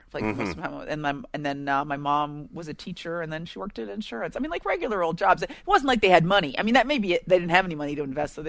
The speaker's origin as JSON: {"language": "English", "area": "San Francisco Bay Area", "region": "California", "country": "United States", "tie": "born or raised there", "said": "I grew up in the Bay Area, so San Francisco Bay Area."}